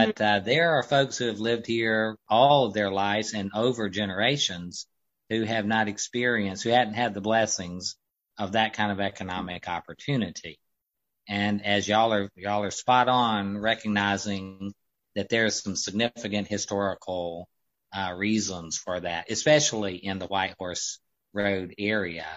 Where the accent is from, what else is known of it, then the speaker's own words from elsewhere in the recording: the Upstate, South Carolina, United States; we're from the Upstate originally